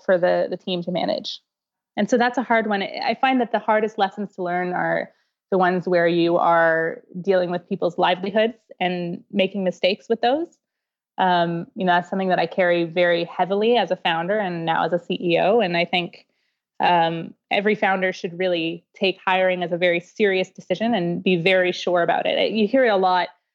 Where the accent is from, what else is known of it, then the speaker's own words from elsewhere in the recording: Canada; I'm Canadian